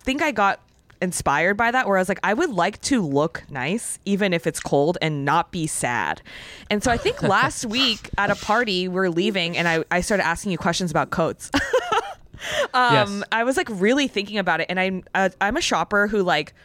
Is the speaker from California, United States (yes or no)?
yes; California, United States; moved away as an adult; now in New York, United States; when I first moved to New York because I'm from California